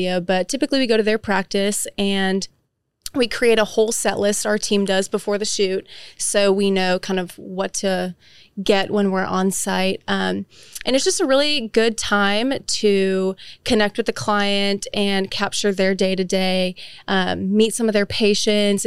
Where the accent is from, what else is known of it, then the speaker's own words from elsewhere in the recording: Frisco, Texas, United States; also born or lived in Michigan / Oklahoma; I am from Frisco, Texas. I was originally born in Michigan, but I moved to Frisco when I was in elementary school. So that's basically where I grew up